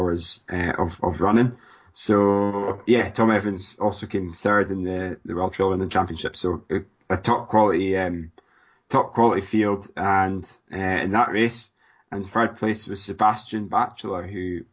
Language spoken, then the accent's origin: English; Scotland, United Kingdom; Sounds like I'm from Scotland